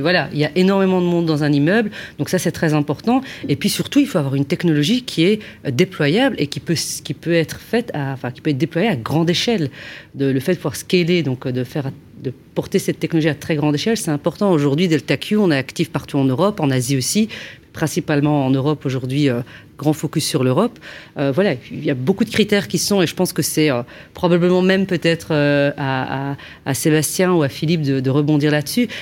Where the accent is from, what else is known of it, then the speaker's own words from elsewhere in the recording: Belgium; je suis belge